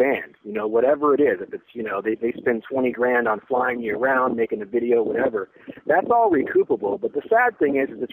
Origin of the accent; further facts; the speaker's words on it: San Francisco, California, United States; growing up in the San Francisco thrash scene